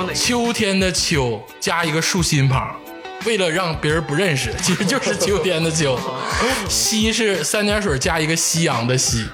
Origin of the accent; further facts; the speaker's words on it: Northeast China, China; 作为东北人，咱们东北人